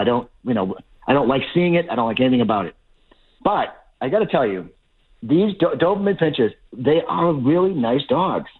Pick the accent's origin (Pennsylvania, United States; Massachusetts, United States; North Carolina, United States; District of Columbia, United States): Massachusetts, United States; Lowell; I grew up in Lowell